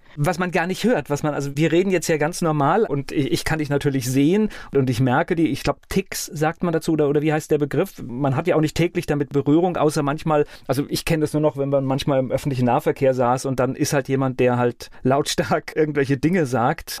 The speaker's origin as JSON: {"language": "German", "town": "Mainz", "region": "Rhineland-Palatinate", "country": "Germany", "tie": "born or raised there", "said": "Ich bin in Mainz aufgewachsen"}